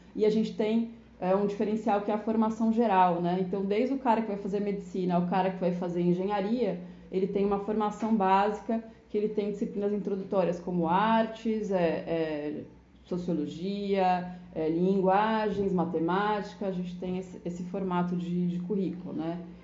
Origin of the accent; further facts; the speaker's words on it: São Paulo, Brazil; moved away as an adult; also born or lived in Caravelas, Bahia; now in Bahia, Brazil; na cidade de São Paulo, que é de onde eu sou